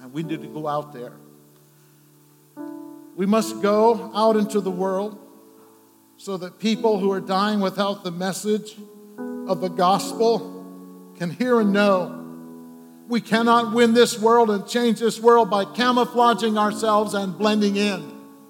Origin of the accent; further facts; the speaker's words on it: Scranton, Pennsylvania, United States; moved away; my hometown, Scranton, Pennsylvania.